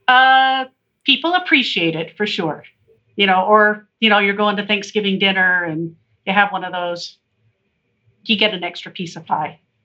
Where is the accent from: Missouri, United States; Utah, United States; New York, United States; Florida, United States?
Utah, United States; Salt Lake City; now in Park City, United States; I born and raised in Salt Lake and moved to Park City in 1980